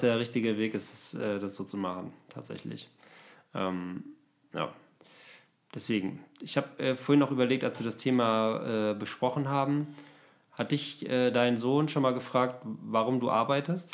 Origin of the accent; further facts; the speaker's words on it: Osnabrück, Lower Saxony, Germany; now in Berlin, Germany; meiner Heimat, so Osnabrück